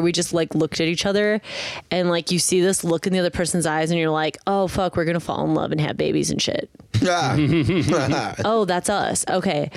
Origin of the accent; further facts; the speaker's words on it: Midwest, United States; we're from the Midwest